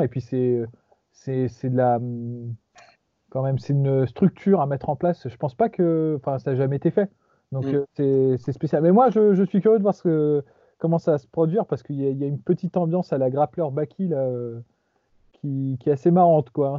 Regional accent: France; on est putain de français.

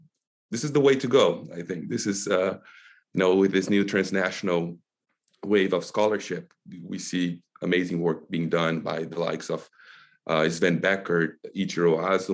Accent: Brazil; moved away as an adult; now in United States; having been born and raised in Brazil, I went to college there and then came here for my PhD in 2011 and have been here since

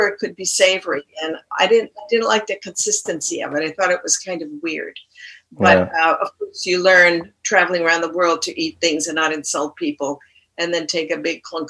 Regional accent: New York, United States; now in Lund, Sweden; I came from New York in 1968. I cannot live there.

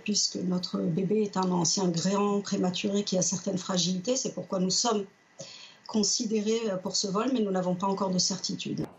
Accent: France; moi je réside en France, je suis française, je suis attachée à ce pays

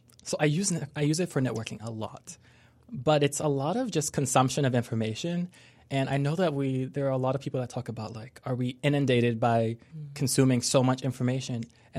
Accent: Lebanon; also born or lived in France / Spain / Morocco; So I come from a really diverse background. So growing up in Lebanon, also in France, sometime in Spain and Morocco. So I've been around a lot.

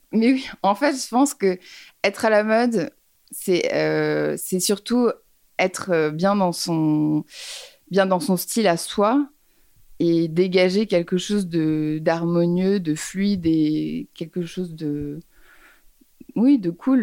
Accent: Paris, Île-de-France, France; j'ai grandi à Paris. Je suis née à Paris

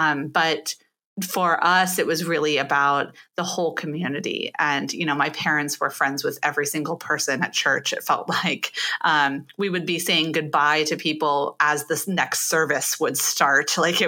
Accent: Pittsburgh, Pennsylvania, United States; born there; also born or lived in Michigan / St. Louis; now in Ohio, United States; I was born in Pittsburgh, Pennsylvania, and have been essentially a Midwest.

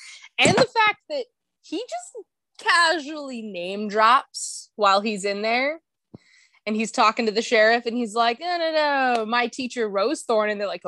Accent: New Mexico, United States; also born or lived in Louisiana; I was born in Louisiana, but I moved to New Mexico when I was 5.

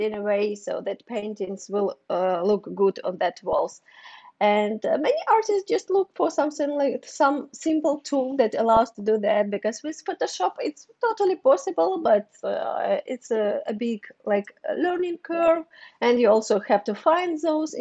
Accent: Ukraine; English is a second language; moved away as an adult; also born or lived in Kyiv; now in New York City, United States; I'm from Ukraine.

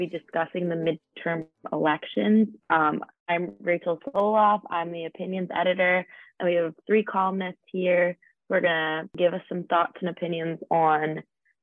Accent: Philadelphia, Pennsylvania, United States; moved away as an adult; now in Pittsburgh, United States; I voted in Oakland, but I'm from Philadelphia, which tends to be pretty blue.

